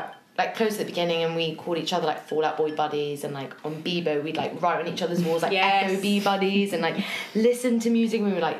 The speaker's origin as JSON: {"language": "English", "region": "London", "country": "United Kingdom", "also_born_or_lived": "Balham, London", "said": "I'm 25, I'm from Chiswick, and I'm currently living in Balham."}